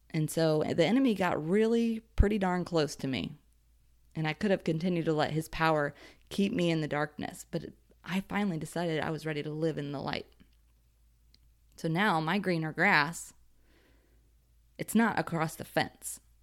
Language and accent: English; Ohio, United States; I was raised in Ohio and considered a Midwest girl